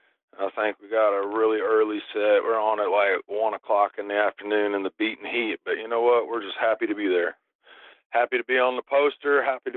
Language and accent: English; Tennessee, United States; also born or lived in California; where I was brought up in Tennessee, I mean, it's not exactly the breeding ground for famous rock musicians.